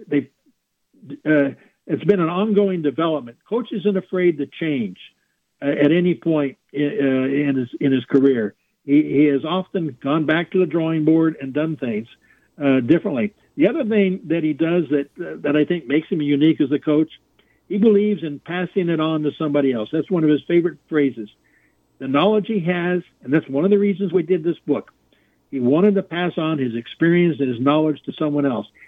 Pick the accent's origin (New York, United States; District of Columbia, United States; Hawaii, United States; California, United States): California, United States; moved away; also born or lived in Oklahoma; I grew up in California, which has got some pretty good talent as well